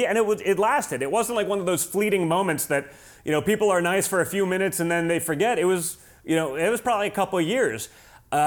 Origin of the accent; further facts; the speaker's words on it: New York, United States; moved away; as a New Yorker, right, you know, at least formerly New Yorker before I had to get out of the People's Republic of New York